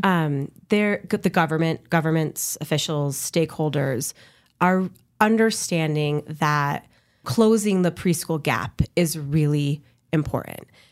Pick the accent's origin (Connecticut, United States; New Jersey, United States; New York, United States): Connecticut, United States; now in New Mexico, United States; I'm from Connecticut